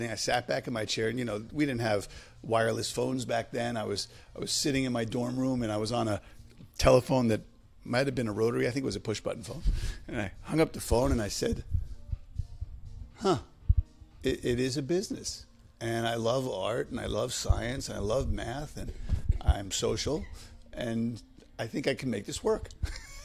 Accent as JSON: {"language": "English", "town": "New York City", "region": "New York", "country": "United States", "tie": "born or raised there", "also_born_or_lived": "Boston, Massachusetts", "moved": "as an adult", "lives_now": "Westwood, United States", "said": "I grew up in the Bronx with my mother"}